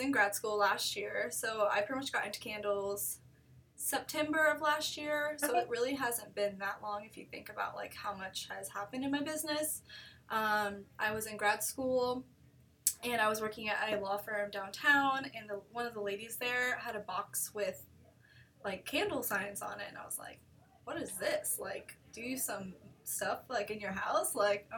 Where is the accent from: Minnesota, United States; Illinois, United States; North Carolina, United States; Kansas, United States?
Kansas, United States; Concordia; moved away as an adult; also born or lived in New York State; now in Wichita, United States; I actually came to Wichita in 2011 when I went to WCU, because I'm from Concordia, which is about 2 hours north